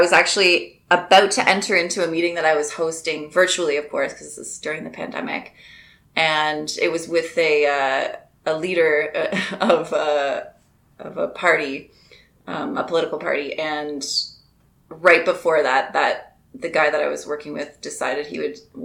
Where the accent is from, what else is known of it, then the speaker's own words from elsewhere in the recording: Ontario, Canada; also born or lived in Nova Scotia; I was originally born in Nova Scotia, and I moved to Ontario when I was about six, and I live in Kitchener, Ontario